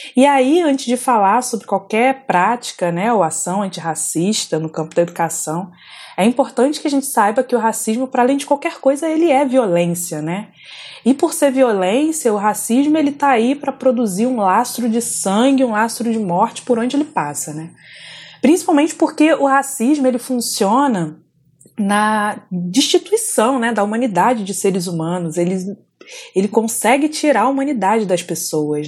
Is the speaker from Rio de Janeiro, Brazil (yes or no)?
yes; Volta Redonda, Rio de Janeiro, Brazil; moved away as an adult; eu saí de Volta Redonda com 19 anos. Para quem não conhece, Volta Redonda é uma cidade do interior do estado do Rio de Janeiro, região sul-fluminense.